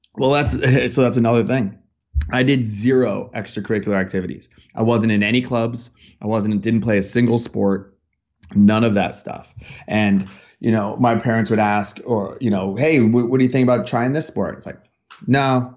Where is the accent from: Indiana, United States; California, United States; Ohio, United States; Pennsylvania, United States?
Pennsylvania, United States; Bethlehem; moved away as an adult; now in Los Angeles, United States; I grew up in Bethlehem, Pennsylvania, so it's Bethlehem Steel